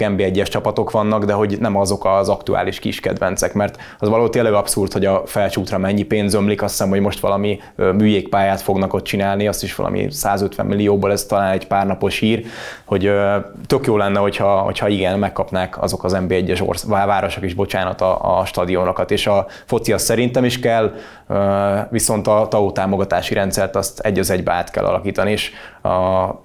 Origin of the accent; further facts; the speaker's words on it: Gönyű, Győr-Moson-Sopron, Hungary; Én ahol, ahol születtem, és amerre laktam, ugye ott a Gönyű Nagy Szent János volt mindig a helyi rang rangadó.